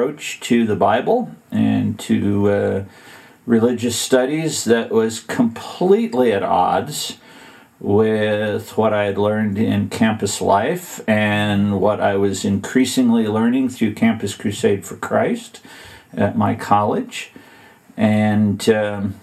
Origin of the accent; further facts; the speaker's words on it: Western Illinois, United States; grew up in Western Illinois